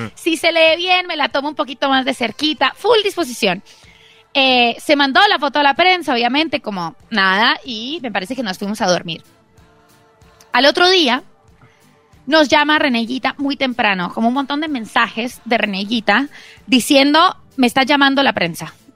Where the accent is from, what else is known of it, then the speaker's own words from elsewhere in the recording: Colombia; yo soy colombiana